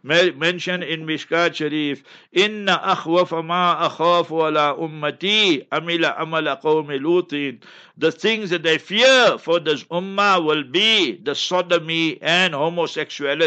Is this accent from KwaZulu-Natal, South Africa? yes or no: no; Heidelberg, Gauteng, South Africa; moved away; in Heidelberg, my hometown where I was born and bred